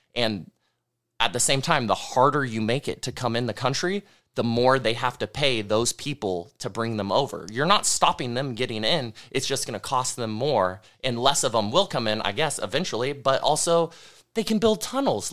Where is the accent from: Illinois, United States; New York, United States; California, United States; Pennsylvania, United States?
California, United States; the North State; growing up in the North State, as we all have